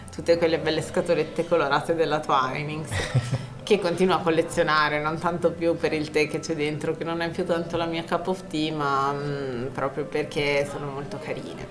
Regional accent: Vercelli, Piedmont, Italy; io sono di Vercelli

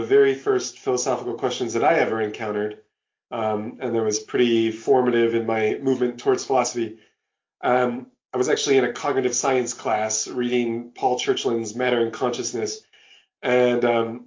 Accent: Long Beach, California, United States; I was born in Long Beach, California

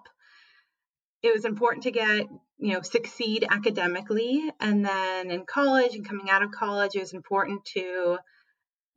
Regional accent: Minnesota, United States; moved away; also born or lived in San Francisco; I grew up in Minnesota. I am the child of immigrants from Belarus

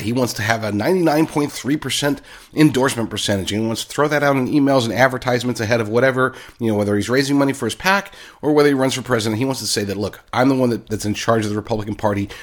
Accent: Oklahoma, United States; accent: Oklahoma voice; I grew up in Oklahoma, so that's my Oklahoma voice.

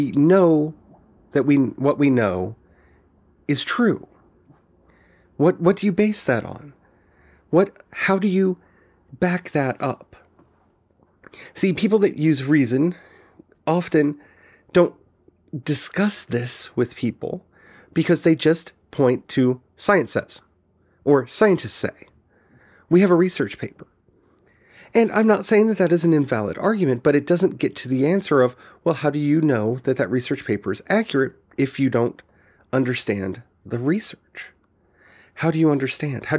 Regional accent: United States; growing up in the United States

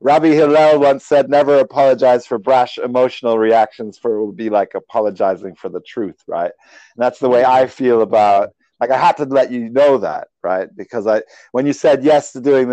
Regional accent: Sweden; moved away; I was born in Sweden.

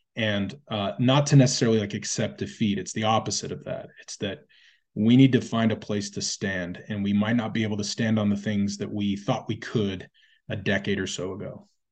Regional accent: United States; we as, as a people, as the American people

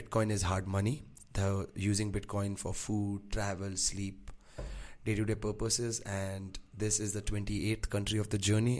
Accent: India; I'm from India.

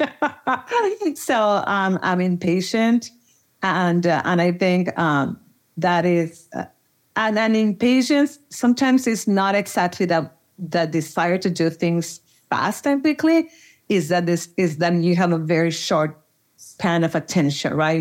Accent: Monterrey, Nuevo León, Mexico; moved away as an adult; now in Austin, United States; I'm originally from Monterrey, Mexico

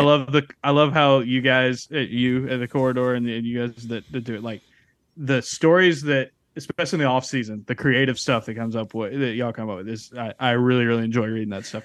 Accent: South Alabama, United States; I grew up in South Alabama

